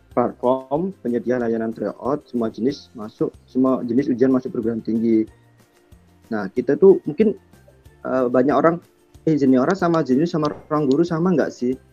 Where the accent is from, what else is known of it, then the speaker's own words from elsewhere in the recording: Sidoarjo, East Java, Indonesia; ya jadi untuk di intro awal jadi aku tuh dari sidoarjo terus eh, kebetulan aku tuh emang suka jualan